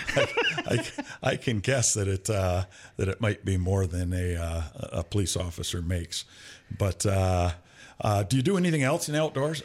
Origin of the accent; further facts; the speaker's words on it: Flint, Michigan, United States; moved away; I was from, uh, uh, the east side of Flint, Flint Kersley